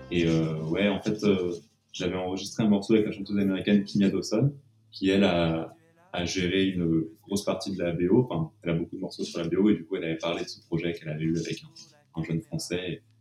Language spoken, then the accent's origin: French; Annecy, Auvergne-Rhône-Alpes, France; now in Paris, France; Moi, je suis né à Annecy